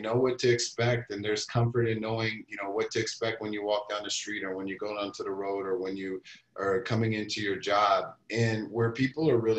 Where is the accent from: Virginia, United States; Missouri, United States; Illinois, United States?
Missouri, United States; Kansas City; moved away as an adult; also born or lived in Brussels; now in Minnesota, United States; the world that I grew up in the United States. I'm from Kansas City. I've spent the last 20 years in Minnesota, more or less